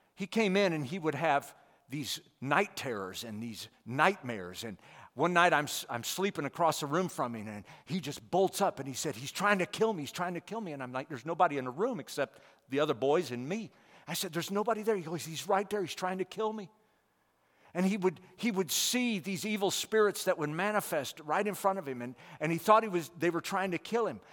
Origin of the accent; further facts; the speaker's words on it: St. Louis County, Missouri, United States; moved away as an adult; also born or lived in India; we all grew up within about six miles of each other. Uh, so we're all from Saint Louis County